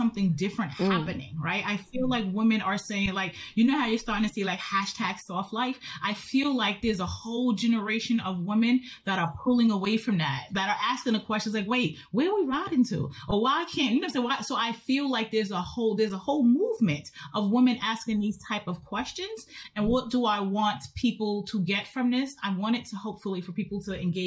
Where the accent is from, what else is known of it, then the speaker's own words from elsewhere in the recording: Yonkers, New York, United States; I'm from Yonkers. Like, I am like hip hop to my core. I'm from Yonkers